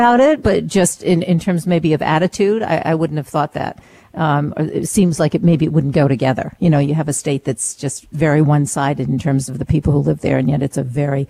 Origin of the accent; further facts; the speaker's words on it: Maine, United States; now in New York City, United States; I'm originally from Maine, now living in New York City